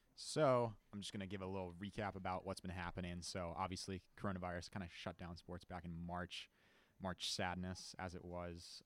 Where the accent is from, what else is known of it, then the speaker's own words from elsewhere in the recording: Lynchburg, Virginia, United States; I'm a senior from Lynchburg, Virginia